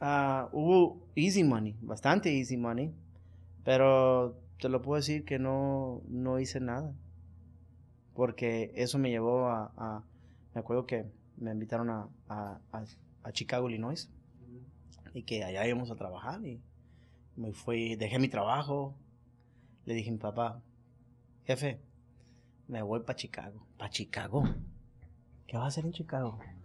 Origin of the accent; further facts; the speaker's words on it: Culiacán, Sinaloa, Mexico; moved away; also born or lived in East Los Angeles, California, United States; soy nacido en el este de Los Ángeles, eh, pero soy criado en Culiacán, Sinaloa